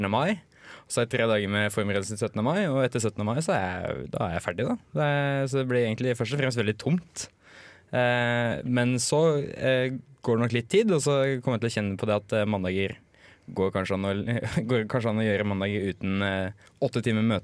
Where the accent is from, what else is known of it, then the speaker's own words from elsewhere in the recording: Hønefoss, Buskerud, Norway; Men nei, jeg var først leder for lokallaget hjemme i Hønefoss. Så var jeg fylkesstyrerepresentant i, i, i Buskerud SU, da.